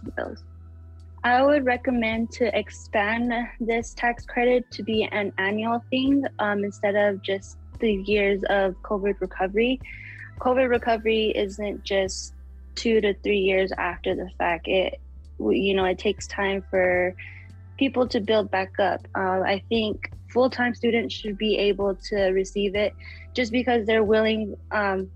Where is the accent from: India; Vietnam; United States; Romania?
United States; Taos Pueblo, New Mexico; I am from Taos Pueblo in Jemez Pueblo, New Mexico